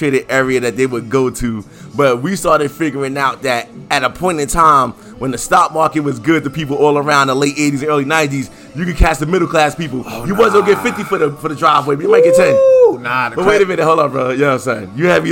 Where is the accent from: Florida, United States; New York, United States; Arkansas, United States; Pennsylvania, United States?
New York, United States; New York City; I grew up in South Jamaica